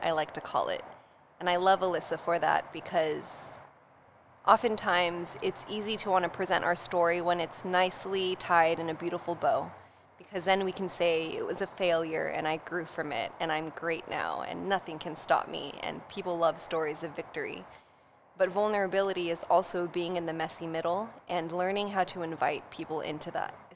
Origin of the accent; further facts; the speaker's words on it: Poway, California, United States; I grew up in North San Diego in Poway